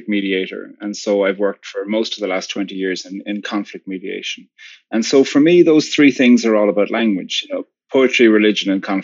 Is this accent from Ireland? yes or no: yes; Ireland; I'm from Ireland, and normally I live there, but currently I'm living in New York City.